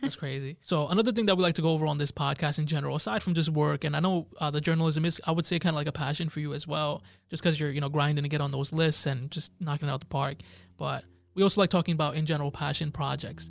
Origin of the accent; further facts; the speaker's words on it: Jersey City, New Jersey, United States; I grew up in Jersey City